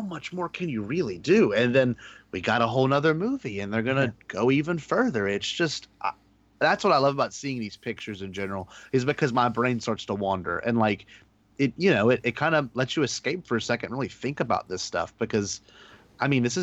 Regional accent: Baton Rouge, Louisiana, United States; I'm Baton Rouge. I'm Baton Rouge native.

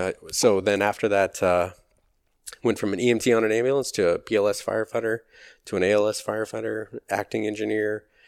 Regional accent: Loveland, Colorado, United States; moved away; also born or lived in Nebraska / Arizona; I grew up in Loveland, Colorado, just south of Fort Collins

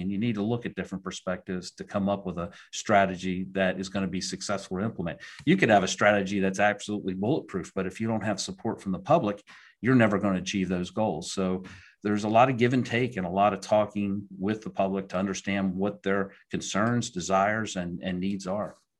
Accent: Pottstown, Pennsylvania, United States; moved away as an adult; also born or lived in Southeastern United States / Maryland; I grew up in Pennsylvania, down in southeastern Pennsylvania, near Pottstown, Pennsylvania

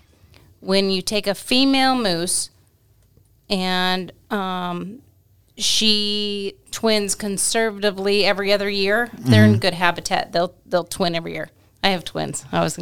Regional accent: Colorado, United States; moved away; I grew up in Colorado.

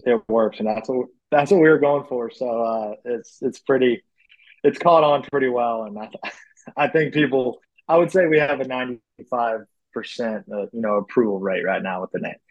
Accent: Charlotte, North Carolina, United States; I grew up in the Charlotte area playing baseball.

